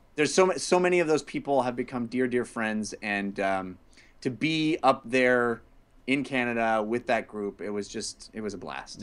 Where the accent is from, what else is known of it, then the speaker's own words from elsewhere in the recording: California, United States; born and raised in California